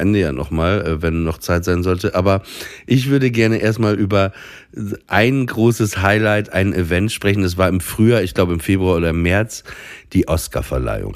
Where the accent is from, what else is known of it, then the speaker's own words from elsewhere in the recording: Papenburg, Lower Saxony, Germany; moved away; in meiner Heimat Papenburg